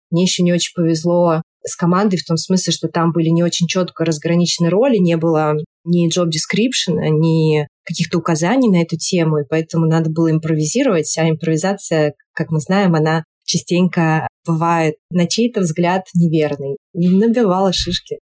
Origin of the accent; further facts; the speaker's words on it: Saint Petersburg, Russia; moved away as an adult; now in Thailand; я петербурженка в эмиграции, живу сейчас в Таиланде